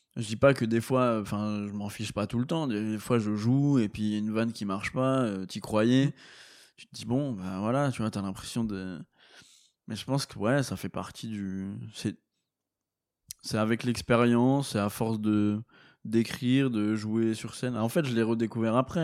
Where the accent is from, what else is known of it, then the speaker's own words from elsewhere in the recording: Meuse, Grand Est, France; je viens de la Meuse, les gars, d'un petit village de 50 habitants